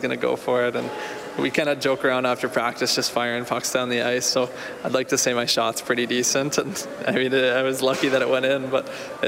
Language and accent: English; Ontario, Canada; moved away as an adult; also born or lived in Wichita, Kansas; growing up in Ontario